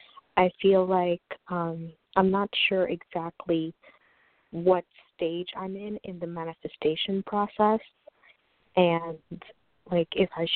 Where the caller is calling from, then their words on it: New York, United States; I'm calling from New York.